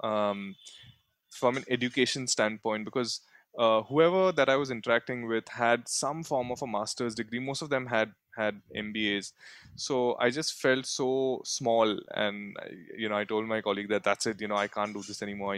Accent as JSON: {"language": "English", "town": "Mumbai", "region": "Maharashtra", "country": "India", "tie": "born or raised there", "also_born_or_lived": "Surat, Gujarat", "said": "I was born in Surat, Gujarat. And then, yeah, grew up the rest of my life till now in Bombay"}